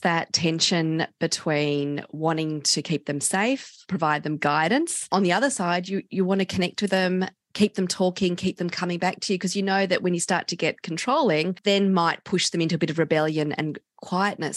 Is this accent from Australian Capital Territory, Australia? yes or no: yes; Canberra, Australian Capital Territory, Australia; I grew up in Canberra and we all started drinking our group at the age of 14